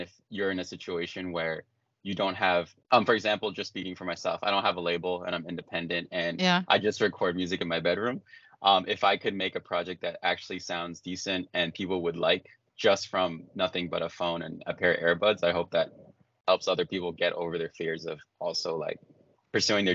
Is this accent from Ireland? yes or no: no; New York City, New York, United States; I'm from New York. And because I also grew up in a place called Staten Island